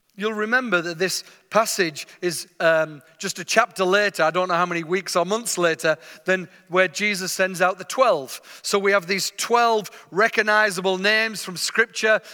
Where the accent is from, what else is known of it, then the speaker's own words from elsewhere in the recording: England, United Kingdom; I'm from England, you can tell already.